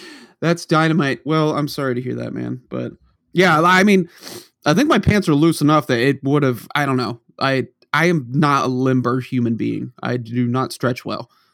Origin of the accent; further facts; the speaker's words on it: Norton, Massachusetts, United States; moved away; you and I grew up in Norton, Mass, where we were the only town that wouldn't cancel snow